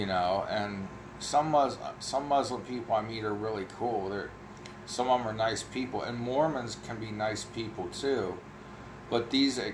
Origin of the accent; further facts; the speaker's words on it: Ohio, United States; I know I talk funny, I'm from Ohio